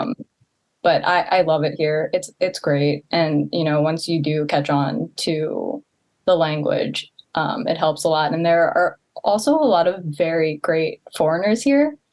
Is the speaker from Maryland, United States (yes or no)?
yes; Baltimore County, Maryland, United States; moved away as an adult; now in Tokyo, Japan; I grew up in Baltimore County